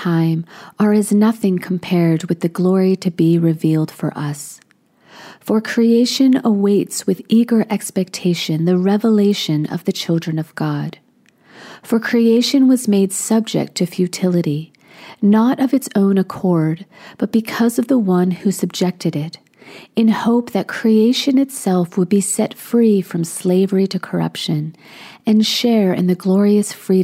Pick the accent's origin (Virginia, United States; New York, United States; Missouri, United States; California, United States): Virginia, United States; Alexandria; also born or lived in Williamsburg, Virginia; my hometown of Alexandria, Virginia, which is right outside of Washington, D.C.